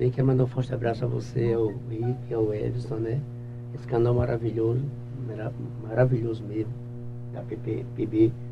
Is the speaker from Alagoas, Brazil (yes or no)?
yes; Maceió, Alagoas, Brazil; moved away; sou um cara que vim de, vim de Maceió, vim, eu cheguei aqui em 82, para cá. Faz tempo.